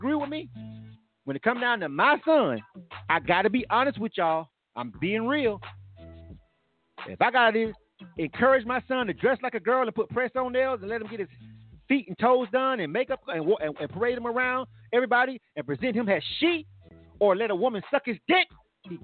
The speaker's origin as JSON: {"language": "English", "region": "Florida", "country": "United States", "said": "I'm from Florida"}